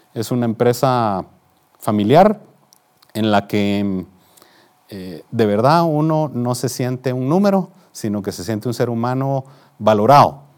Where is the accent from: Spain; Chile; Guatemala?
Guatemala; Guatemala City, Guatemala Department; nací en la ciudad de Guatemala, en un hogar de clase media